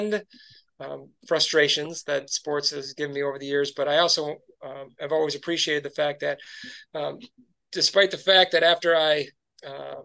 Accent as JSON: {"language": "English", "town": "Grand Rapids", "region": "Michigan", "country": "United States", "tie": "born or raised there", "also_born_or_lived": "Bay City, Michigan / Troy, Michigan", "said": "I grew up in Grand Rapids. My dad worked for the Grand Rapids Press, and we lived there until I was 8 years old."}